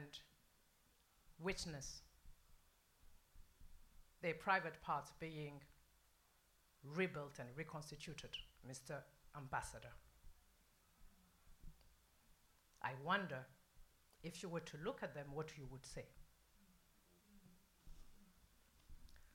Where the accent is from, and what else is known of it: Burundi; born or raised there